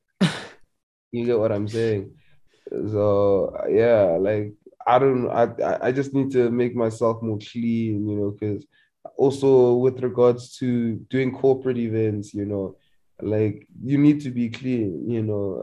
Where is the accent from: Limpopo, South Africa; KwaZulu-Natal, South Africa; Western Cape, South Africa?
Limpopo, South Africa; I'm from Limpopo